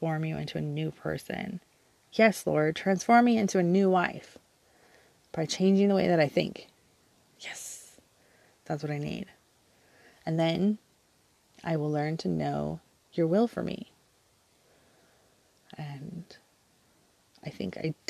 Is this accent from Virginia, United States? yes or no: no; Southern California, United States; moved away as an adult; also born or lived in Orange County, California; now in Southern Oregon, United States; We were raised in Southern California